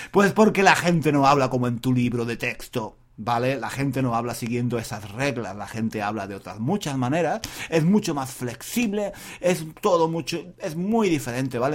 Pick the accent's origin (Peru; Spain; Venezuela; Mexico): Spain; soy español